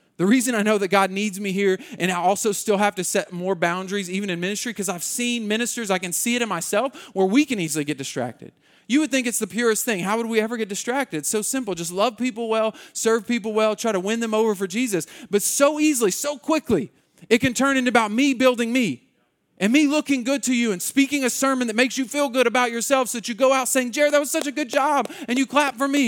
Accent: Muskogee, Oklahoma, United States; we grew up in Muskogee

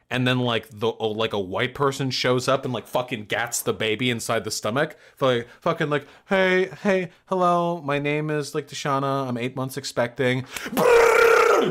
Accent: Beverly Hills, California, United States; Beverly Hills. My hometown

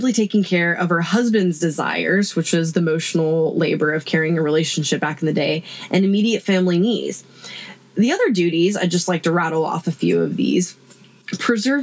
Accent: the South, United States; growing up in the South

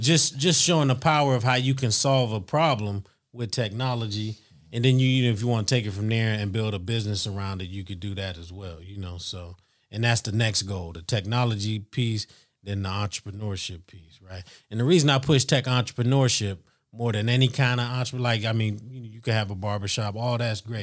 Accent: Youngstown, Ohio, United States; now in Columbus, United States; we grew up in Youngstown

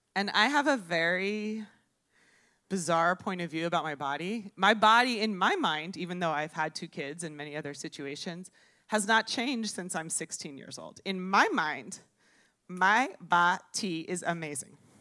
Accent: Miami, Florida, United States; I'm from Miami, I'm a native. And thank you. I was born in Baptist Hospital.

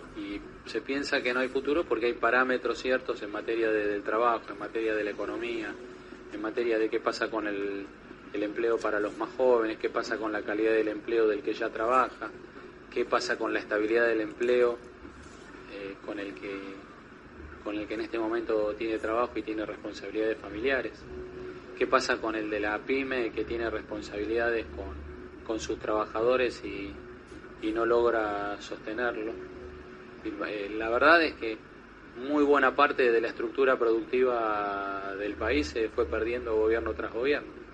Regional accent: Argentina; soy argentino

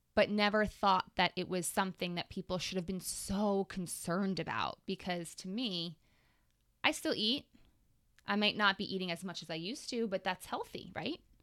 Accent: Long Island, New York, United States; I grew up on Long Island.

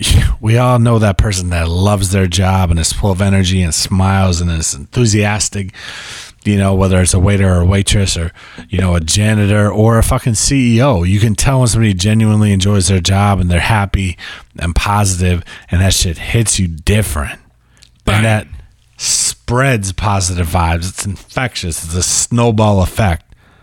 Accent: California, United States; born there; I'm a California King because I was born in California.

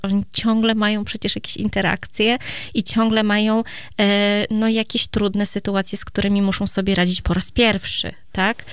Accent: Iława, Warmian-Masurian Voivodeship, Poland; u mnie w Iławie akurat, tak, to małe miasto

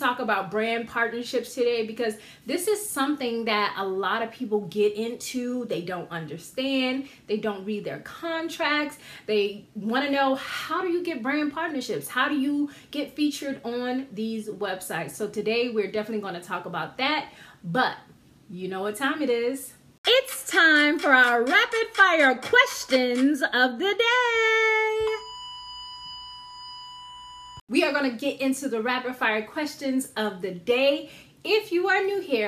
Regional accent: Georgetown, South Carolina, United States; moved away; I'm from a town called Georgetown, South Carolina, where they have the International Paper Mill. I grew up on a street right down from the paper mill.

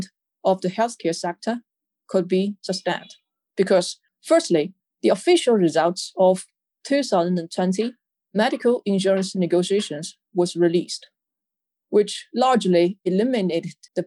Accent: Shanghai, China; moved away as an adult; also born or lived in United States / Quanzhou, Fujian; I relocated from my hometown Shanghai to Quanzhou, Fujian province

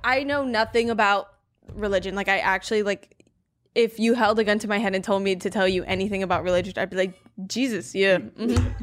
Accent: Miami, Florida, United States; I'm from Miami

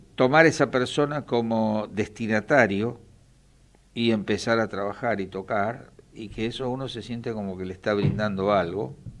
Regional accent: Quilmes, Buenos Aires Province, Argentina; yo soy oriundo de Quilmes

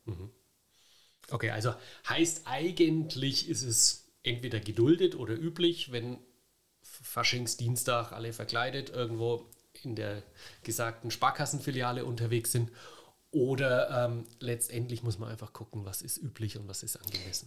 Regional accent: Franconia, Bavaria, Germany; als Franke

